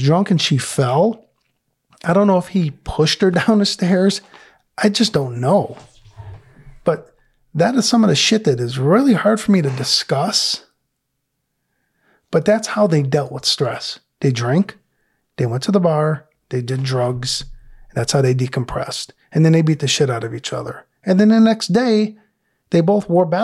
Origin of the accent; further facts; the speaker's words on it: Detroit, Michigan, United States; I grew up in Detroit